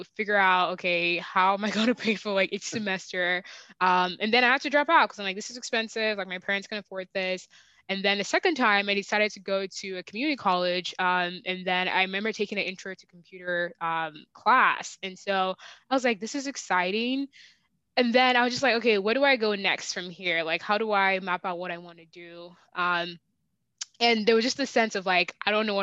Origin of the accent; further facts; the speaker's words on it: Virginia, United States; moved away as an adult; also born or lived in Nigeria / Texas; now in Seattle, United States; I was born in Nigeria, raised in Virginia, educated in Texas, and now live in Seattle